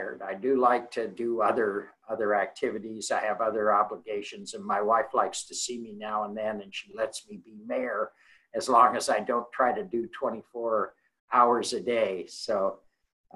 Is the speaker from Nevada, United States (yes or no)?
no; Spokane Valley, Washington, United States; moved away as an adult; now in Salem, United States; I'm originally from the Spokane Valley up in eastern Washington. Graduated from high school up there